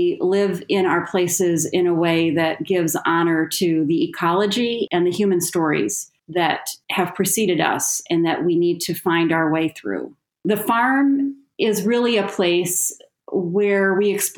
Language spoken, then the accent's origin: English; Las Vegas, Nevada, United States; also born or lived in Greater Grand Rapids, Michigan; now in Grand Rapids, United States; I was originally born and raised in Las Vegas, Nevada.